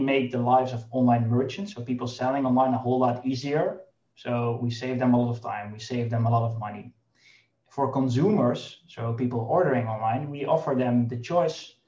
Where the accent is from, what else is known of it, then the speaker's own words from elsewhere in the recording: Netherlands; we are from the Netherlands, we have a relatively small, I would say, home market